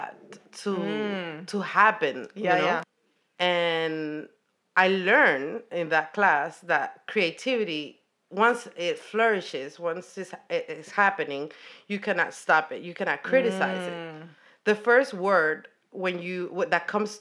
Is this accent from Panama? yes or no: yes; Panama; moved away as an adult; now in New York, United States; I am from Panama. I'm an Afro-Panamanian